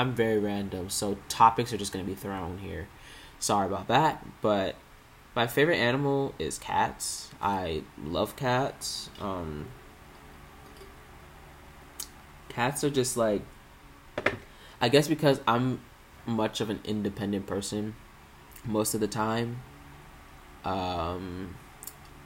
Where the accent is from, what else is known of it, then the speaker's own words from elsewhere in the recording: Maryland, United States; I was born and raised in Maryland, still am living in Maryland.